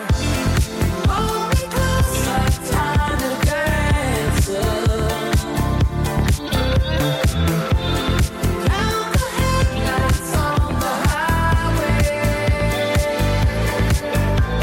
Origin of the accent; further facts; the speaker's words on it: United States; as an American